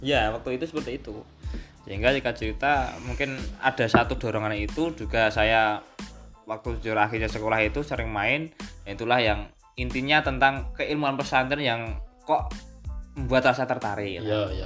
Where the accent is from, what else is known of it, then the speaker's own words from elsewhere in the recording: Bandungan, Central Java, Indonesia; Saya asli saya dari Desa Cetak, ikut Kelurahan Duren Bandungan